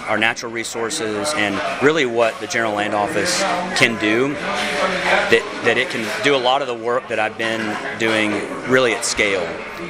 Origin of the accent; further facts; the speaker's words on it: Kingsville, Texas, United States; moved away as an adult; also born or lived in Brazilian Amazon / El Paso; I grew up on the King Ranch, which is about 825,000 acres just outside of Kingsville, and then that spreads south, just north of the valley.